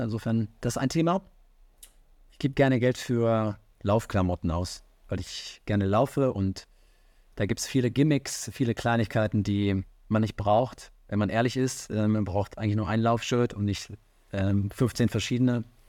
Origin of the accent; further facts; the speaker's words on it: Rhineland, Germany; now in Hamburg, Germany; ich komme ja aus dem Rheinland